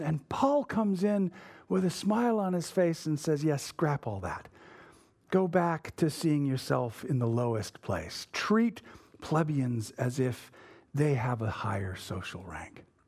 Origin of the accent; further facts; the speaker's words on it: United States; we are not good at as modern American evangelicals